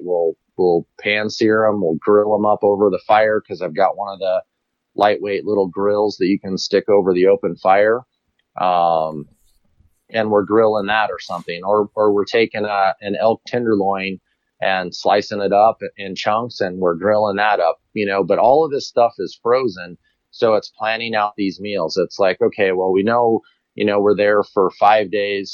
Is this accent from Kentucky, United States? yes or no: no; Colorado, United States; me being a Colorado resident, obviously local. I grew up here in Colorado